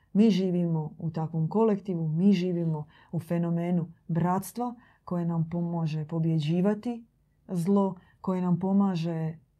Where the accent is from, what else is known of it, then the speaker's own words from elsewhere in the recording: Croatia; kod nas u Hrvatskoj